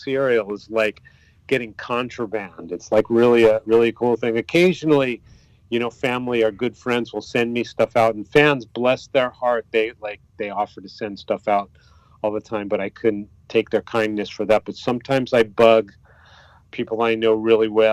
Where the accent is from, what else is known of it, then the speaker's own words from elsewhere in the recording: United States; moved away as an adult; now in Japan; growing up in America